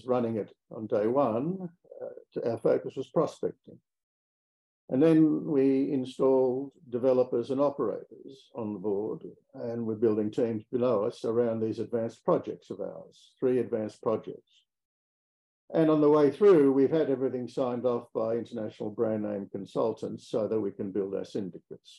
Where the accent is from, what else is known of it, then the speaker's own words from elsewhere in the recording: Australia; accent: Australian; moved away as an adult; also born or lived in Riyadh, Saudi Arabia; You might be able to tell from my accent that I come from Australia.